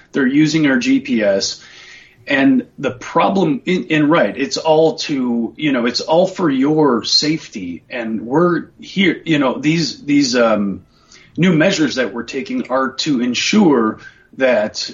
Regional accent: United States; growing up in the United States

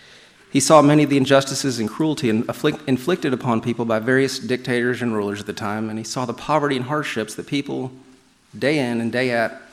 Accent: New York, United States; I'm from New York, they'll relate to me.

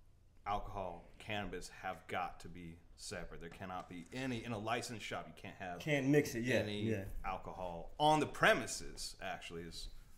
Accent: Sacramento, California, United States; now in Los Angeles, United States; Basically, when I came from Sacramento, California, moved out here to L.A. probably about 15 years ago, something like that.

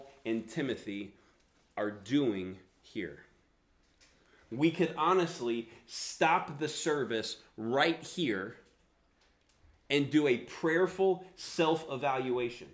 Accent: the South, United States; accent: Southern; I grew up in the South, so that's where the accent come from

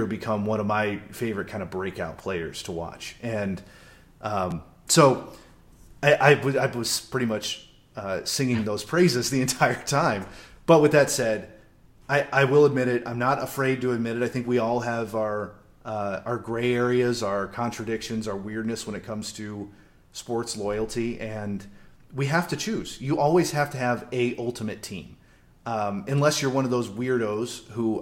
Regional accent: Phoenix, Arizona, United States; moved away; he's in Phoenix, he's on my hometown

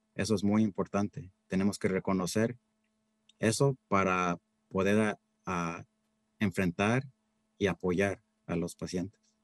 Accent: Central Valley, California, United States; moved away as an adult; also born or lived in Berkeley, California; now in Marin County, United States; empezaron muy humildemente trabajando en el campo, en el Valle Central. Ahí fue donde yo nací. Y fíjate que era, hasta yo también iba al fil a trabajar con mis padres de niño.

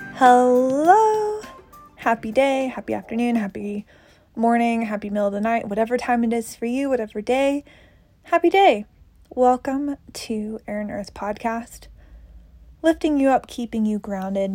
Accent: Tennessee, United States; now in Boulder, United States; I'm from Tennessee originally. I now live in Boulder, Colorado

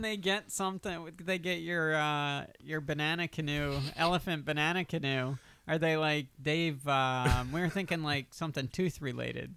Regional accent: Delaware, United States; also born or lived in Pennsylvania; now in Los Angeles, United States; I'm from Delaware.

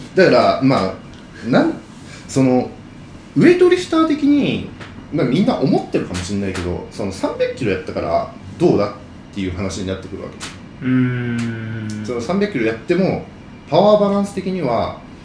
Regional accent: Hyogo, Japan; 俺兵庫県出身なんだけど

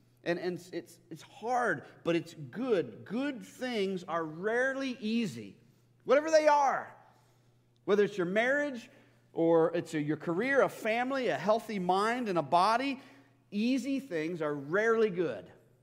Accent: United States; American Christians

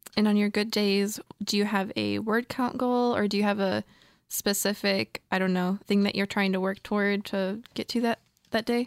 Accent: Michigan, United States; I moved elsewhere in my home state of Michigan

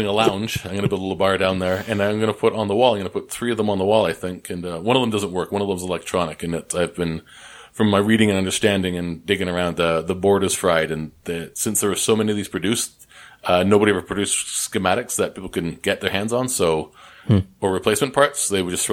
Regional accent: Canada; moved away as an adult; now in Columbus, United States; I'm Canadian. I'm working down here.

